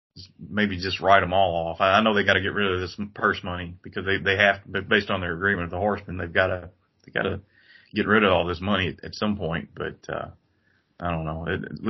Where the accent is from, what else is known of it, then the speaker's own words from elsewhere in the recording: Bloomfield, Kentucky, United States; I think the second Hometown Pizza ever was built in my hometown, Bloomfield, and I worked probably 14 years, less than 100 feet from the restaurant.